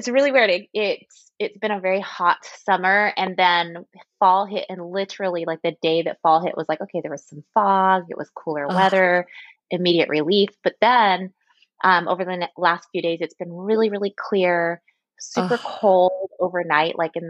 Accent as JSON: {"language": "English", "town": "Anacortes", "region": "Washington", "country": "United States", "tie": "born or raised there", "also_born_or_lived": "Seattle / Portland, Oregon / Texas", "moved": "as an adult", "lives_now": "Ohio, United States", "said": "I was born in Seattle, raised in Anacortes, which is north of Seattle"}